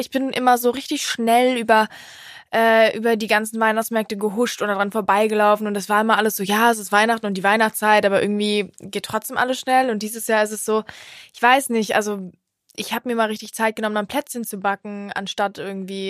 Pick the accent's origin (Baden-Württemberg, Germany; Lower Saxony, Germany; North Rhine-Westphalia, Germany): North Rhine-Westphalia, Germany; Cologne; bei uns in Köln